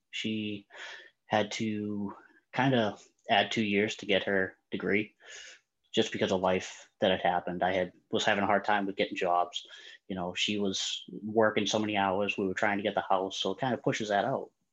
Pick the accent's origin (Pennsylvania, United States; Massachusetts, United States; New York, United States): Massachusetts, United States; Boston; I'm from the Boston area